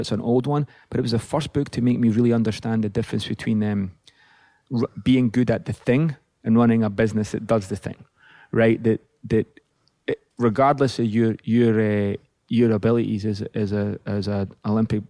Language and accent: English; Livingston, Scotland, United Kingdom; now in California, United States; growing up in Livingston, Scotland